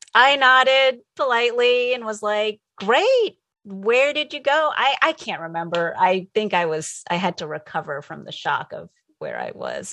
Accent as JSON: {"language": "English", "region": "New Jersey", "country": "United States", "tie": "born or raised there", "also_born_or_lived": "Connecticut", "moved": "as an adult", "lives_now": "California, United States", "said": "I grew up in New Jersey."}